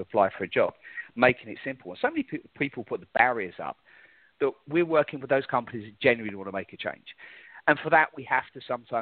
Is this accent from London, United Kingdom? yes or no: yes; London, United Kingdom; moved away as an adult; now in United States; I'm originally from London, England